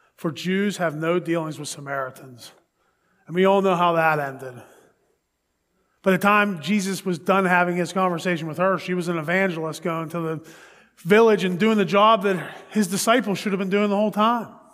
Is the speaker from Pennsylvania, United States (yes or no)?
yes; Pittsburgh, Pennsylvania, United States; that's my hometown. That's where I'm from.